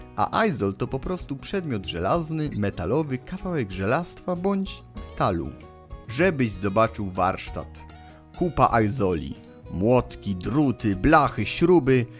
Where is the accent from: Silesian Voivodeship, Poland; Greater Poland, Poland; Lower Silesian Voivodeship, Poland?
Greater Poland, Poland; Poznań; dla nas poznaniaków